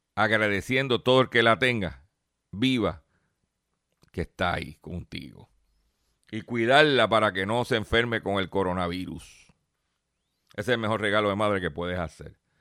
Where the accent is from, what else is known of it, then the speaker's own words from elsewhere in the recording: Lares, Puerto Rico; allá en Ranchote, en Lares, en mi pueblo de Lares